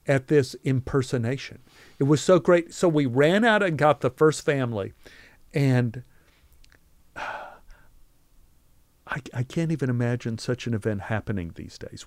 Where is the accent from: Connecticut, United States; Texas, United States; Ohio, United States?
Texas, United States; growing up in Texas